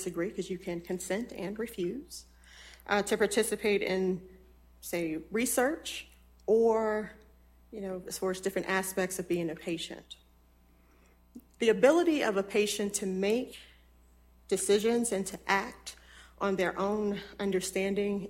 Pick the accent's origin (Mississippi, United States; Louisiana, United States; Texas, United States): Mississippi, United States; Natchez; I was born in Mississippi in the oldest city along the Mississippi River